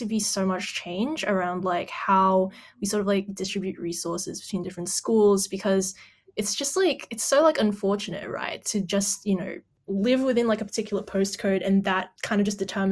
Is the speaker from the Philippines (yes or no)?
yes; Philippines; now in Australia; I come from the Philippines